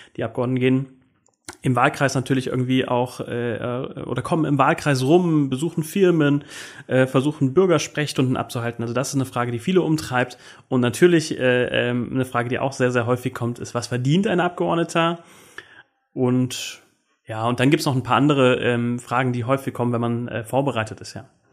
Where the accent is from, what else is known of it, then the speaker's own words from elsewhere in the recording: Koblenz, Rhineland-Palatinate, Germany; now in Rheinhessen, Germany; ich komme aber aus Koblenz